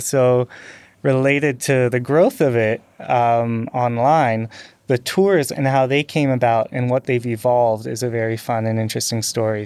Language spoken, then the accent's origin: English; North Vancouver, British Columbia, Canada; I grew up on the North Shore of, uh, Vancouver